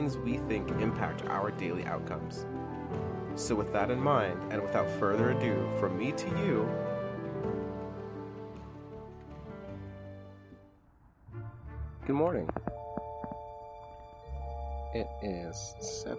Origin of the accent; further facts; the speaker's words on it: United States; I'm lucky enough to have been born here